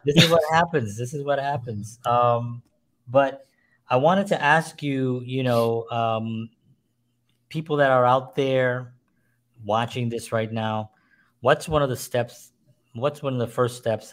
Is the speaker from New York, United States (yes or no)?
yes; New York City, New York, United States; I grew up in the South Bronx, grew up poor